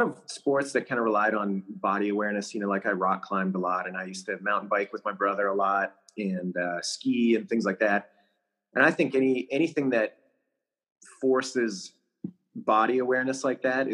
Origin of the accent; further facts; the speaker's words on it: Canada; moved away as an adult; now in United States; So, I was born in Canada, so Canadian by birth. I got my citizenship to the United States 2 years ago, but I've been living here for 15 years.